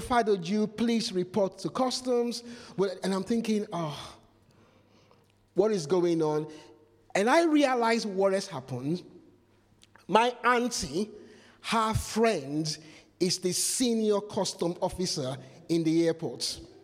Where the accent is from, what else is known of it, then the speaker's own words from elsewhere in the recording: Nigeria; moved away; Nigeria, where I come from